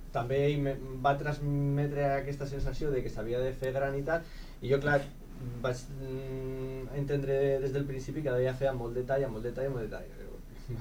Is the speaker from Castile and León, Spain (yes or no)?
yes; Zamora, Castile and León, Spain; now in Lleida, Spain; jo no sóc de Lleida, eh? jo sóc de Zamora